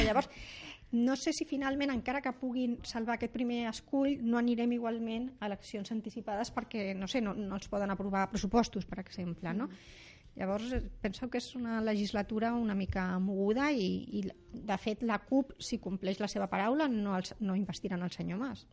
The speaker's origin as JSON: {"language": "Catalan", "town": "Rubí", "region": "Catalonia", "country": "Spain", "tie": "born or raised there", "said": "jo sóc de Rubí"}